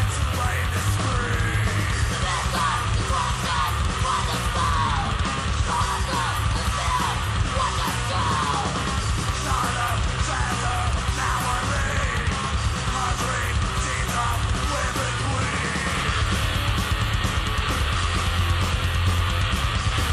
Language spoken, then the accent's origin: English; Akron, Ohio, United States; from Akron. You know, we have our own music history here.